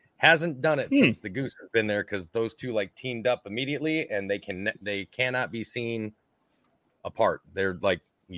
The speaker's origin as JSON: {"language": "English", "region": "Minnesota", "country": "United States", "said": "I'm from Minnesota, so we say by minutes."}